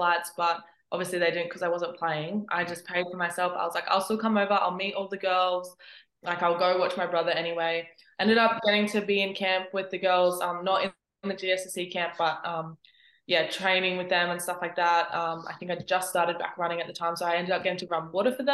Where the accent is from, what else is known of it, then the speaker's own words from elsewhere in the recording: Coffs Harbour, New South Wales, Australia; growing up in Coffs Harbour